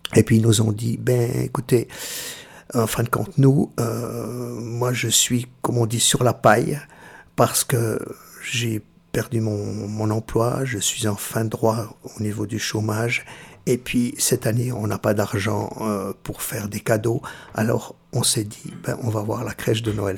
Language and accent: French; Switzerland; also born or lived in Perugia, Italy; je suis né euh, à Pérouse, c'est-à-dire tout près d'Assise, la, la, région de Saint-François d'Assise. Et euh, je suis venu tout suite tout de suite en Suisse, j'avais six mois. Et puis euh, j'ai été élevé